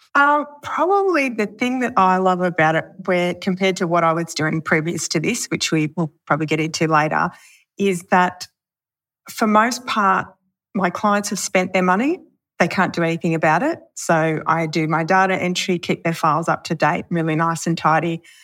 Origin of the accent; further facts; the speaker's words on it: Pilliga, New South Wales, Australia; also born or lived in Wee Waa; we lived at Pelega